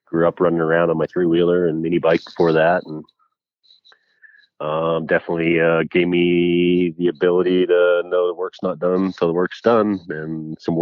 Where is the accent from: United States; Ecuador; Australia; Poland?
United States; Huffs Church, Pennsylvania; Was born and raised in Huff's Church, Pennsylvania, which is in Berks County